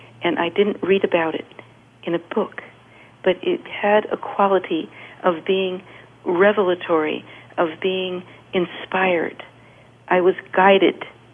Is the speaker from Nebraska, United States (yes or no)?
no; California, United States; moved away; from California